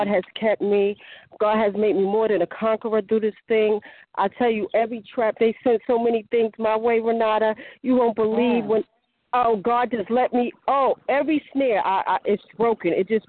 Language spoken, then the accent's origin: English; New Jersey, United States; I'm from New Jersey.